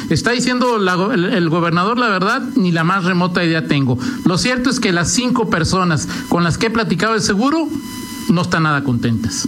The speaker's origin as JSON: {"language": "Spanish", "town": "León", "region": "Guanajuato", "country": "Mexico", "said": "como mexicano, como guanajuatense, como leonés"}